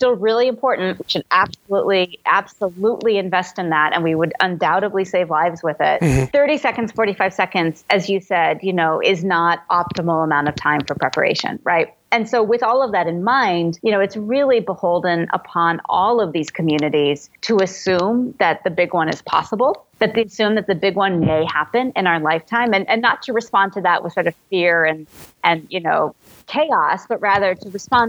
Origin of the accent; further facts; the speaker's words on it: Midwest, United States; I grew up in the Midwest where, you know, in Tornado Alley